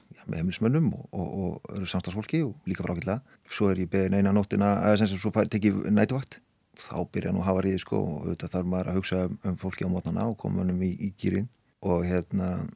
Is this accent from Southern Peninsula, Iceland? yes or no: no; Hafnarfjörður, Capital Region, Iceland; also born or lived in Siglufjörður; ég eru þetta alin upp alla mína ævi nánast í, í, í, hérna, í Vestibænum og Norðbænum í Hafnafyrði